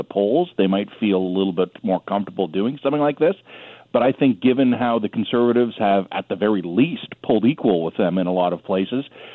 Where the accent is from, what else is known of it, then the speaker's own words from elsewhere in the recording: Toronto, Ontario, Canada; my hometown of Toronto